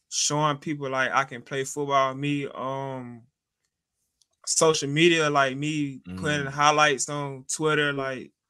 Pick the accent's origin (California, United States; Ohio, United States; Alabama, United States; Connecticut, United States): Alabama, United States; Montgomery; in Alabama. Yes, sir.